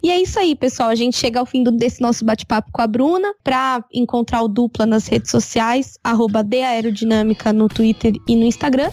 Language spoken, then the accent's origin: Portuguese; Brazil